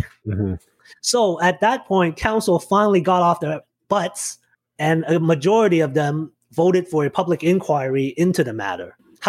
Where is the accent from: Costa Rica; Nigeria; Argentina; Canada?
Canada; Mississauga, Ontario; also born or lived in Hong Kong; I moved here from Hong Kong in 1990. So I've been a Mississauga resident for about 30 years.